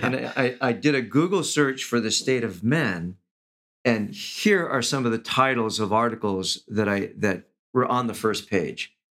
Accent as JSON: {"language": "English", "town": "Los Angeles", "region": "California", "country": "United States", "tie": "born or raised there", "said": "I grew up in East Los Angeles"}